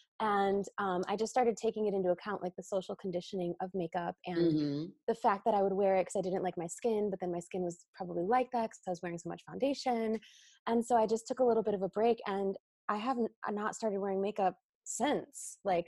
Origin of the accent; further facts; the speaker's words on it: Chicago, Illinois, United States; Like I came from Chicago. So like, you know, we're wearing all black, we're looking sharp. It's the city.